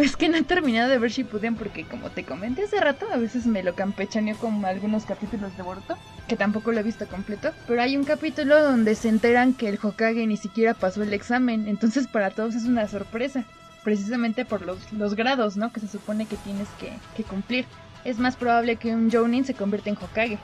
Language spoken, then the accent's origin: Spanish; Pachuca, Hidalgo, Mexico; yo crecí en Pachuca